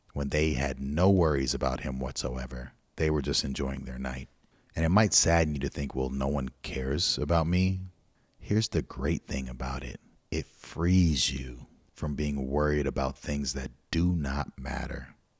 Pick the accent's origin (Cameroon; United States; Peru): United States; Pasadena, California; we're from Pasadena. And Pasadena is known as blood gang territory, at least where we grew up